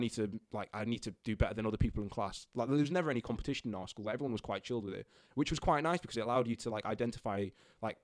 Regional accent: Stalybridge, North West England, United Kingdom; moved away as an adult; grew up in Manchester, a little town called Stalybridge in Manchester

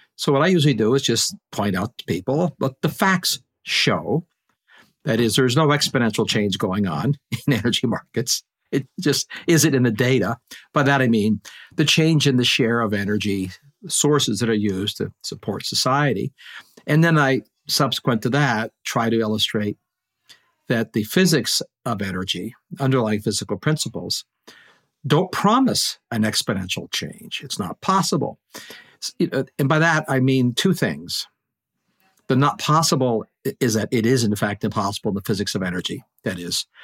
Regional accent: Canada; now in Maine, United States; And I am a Canadian.

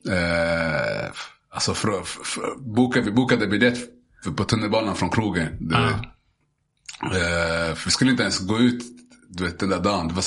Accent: Zanzibar, Tanzania; Ja, men vi käkar, alltså vi käkade, jag kommer från Zanzibar.

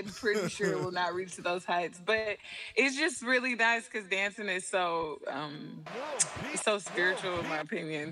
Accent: Atlanta, Georgia, United States; also born or lived in New York / Ohio; I am from Atlanta. I'm from Atlanta, to be specific, a little outside of Atlanta

